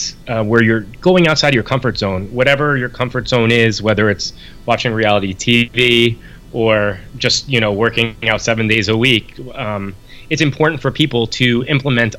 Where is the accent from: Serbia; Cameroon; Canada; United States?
United States; New York; I'm from New York, so I say it different